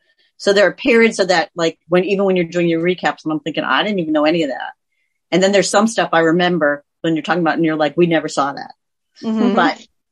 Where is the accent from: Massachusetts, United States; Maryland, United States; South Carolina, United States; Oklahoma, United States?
Massachusetts, United States; Andover; moved away as an adult; also born or lived in New York / Carlisle, Massachusetts / Rochester, New York; now in Pittsburgh, United States; I grew up in Andover.